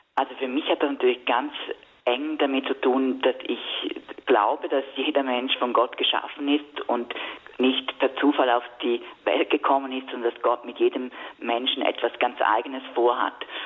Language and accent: German; Switzerland; bei uns in der Schweiz damals so sehr jung gefirmt. Ich glaube, ich war da zwölf